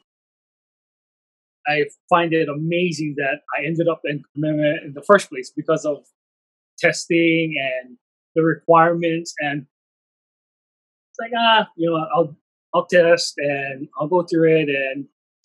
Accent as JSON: {"language": "English", "town": "Waianae", "region": "Hawaii", "country": "United States", "tie": "born or raised there", "said": "We had family land in Waianae Valley, and basically grew up there for the first 4 years of my life."}